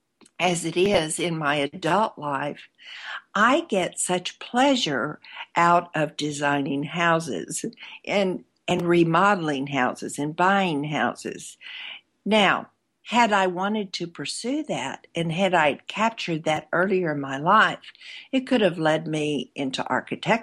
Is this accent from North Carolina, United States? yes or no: no; Arkansas, United States; When I was a little girl, growing up in Arkansas